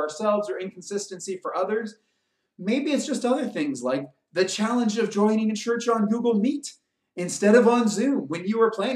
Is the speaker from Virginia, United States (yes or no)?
yes; Northern Virginia, United States; moved away as an adult; also born or lived in California; when I grew up in Northern Virginia, outside of D.C.